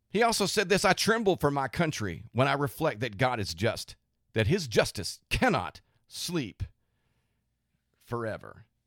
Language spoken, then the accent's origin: English; United States; as American Christians